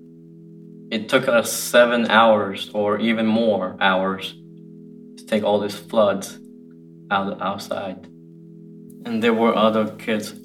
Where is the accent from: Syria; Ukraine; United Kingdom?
Ukraine; moved away; I'm 25 years old, and I'm from Ukraine. I've lived in the orphanage 14 years.